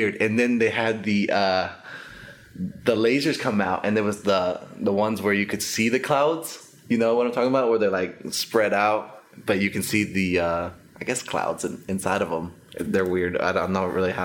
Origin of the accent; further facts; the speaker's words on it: Dallas, Texas, United States; also born or lived in Costa Rica / Denton, Texas; I was there till I was 6. And then I moved to Texas and grew up here. I actually grew up in the North Dallas area.